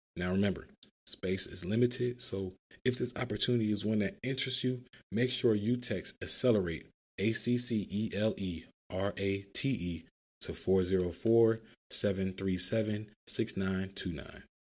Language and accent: English; Philadelphia, Pennsylvania, United States; growing up in Philadelphia, riding public transportation all the time